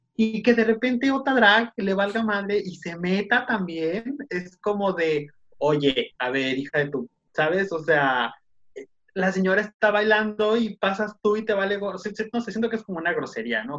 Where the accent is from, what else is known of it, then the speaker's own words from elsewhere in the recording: Tijuana, Baja California, Mexico; Somos de acá, de Tijuana. Estamos muy al norte.